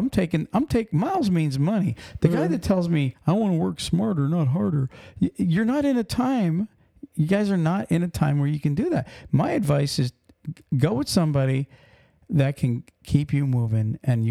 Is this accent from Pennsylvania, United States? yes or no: yes; Pennsylvania, United States; moved away; we're from Pennsylvania, We were 90 miles north of Philly